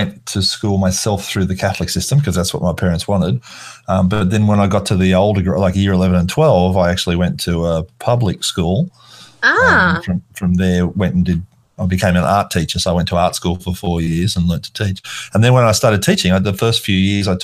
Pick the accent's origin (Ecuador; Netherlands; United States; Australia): Australia; I'm Australian. I was born here and I grew up in this Australian school system